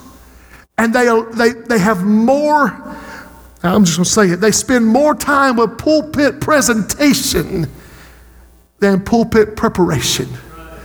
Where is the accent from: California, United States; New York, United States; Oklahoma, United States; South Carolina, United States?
South Carolina, United States; Society Hill; Society Hill, my hometown